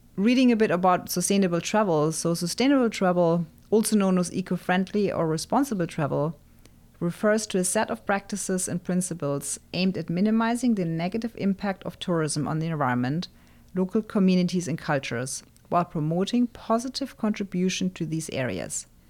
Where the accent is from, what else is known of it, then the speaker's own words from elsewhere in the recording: near Frankfurt, Hesse, Germany; moved away; my hometown near Frankfurt